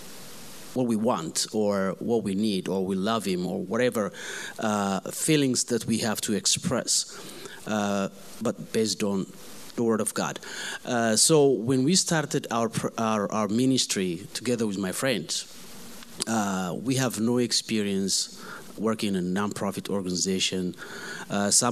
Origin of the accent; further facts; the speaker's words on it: Ethiopia; now in Phoenix, United States; I'm from Ethiopia